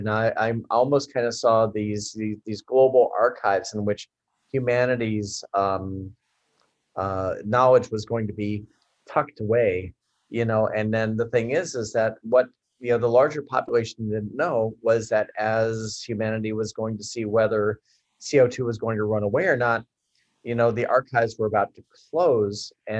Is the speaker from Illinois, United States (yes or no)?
yes; Chicago, Illinois, United States; because I was from Chicago at the time.